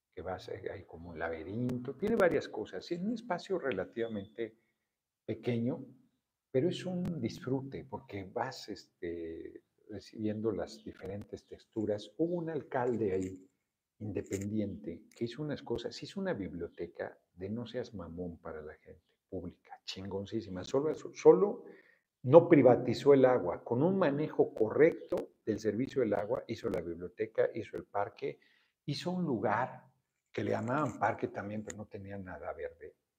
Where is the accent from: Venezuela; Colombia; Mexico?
Mexico; soy mexicano. Soy muy feliz en mi país